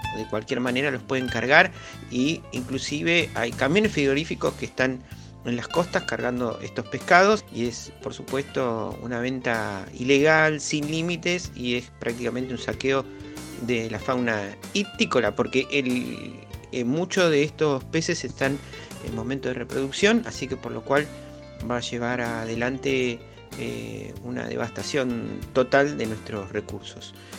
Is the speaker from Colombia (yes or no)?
no; Argentina; nuestra como argentinos